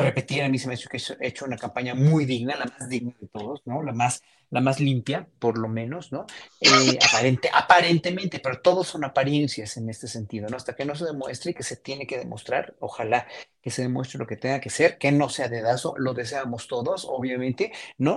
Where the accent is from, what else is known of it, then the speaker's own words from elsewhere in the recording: Mexico; como mexicanos